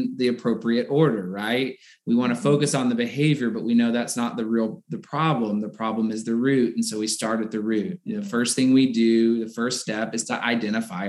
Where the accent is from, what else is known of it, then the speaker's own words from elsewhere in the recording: the South, United States; I grew up in the South.